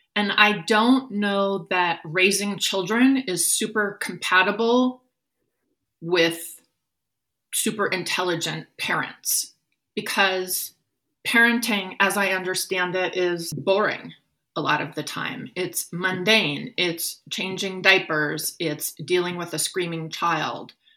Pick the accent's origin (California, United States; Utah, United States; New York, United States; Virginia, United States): California, United States; Oakland; moved away as an adult; also born or lived in Berkeley; now in Naples, United States; I was born on April 10th, 1968, in an Oakland hospital